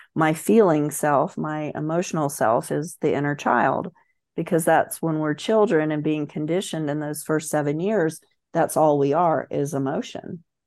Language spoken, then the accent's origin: English; Central Florida, United States; moved away; that small town in Central Florida. I'm from the South, grew up very much in the Bible